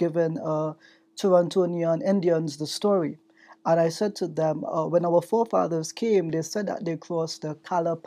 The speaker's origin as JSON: {"language": "English", "country": "Trinidad & Tobago", "accent": "strong Trinidad accent", "moved": "yes", "lives_now": "Canada", "said": "I'm from Trinidad and Tobago"}